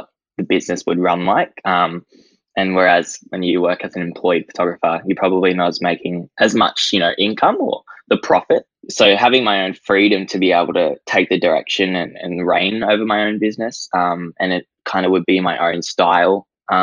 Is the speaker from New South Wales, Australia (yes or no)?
no; Gold Coast, Queensland, Australia; I'm from the Gold Coast and I am 18 years of age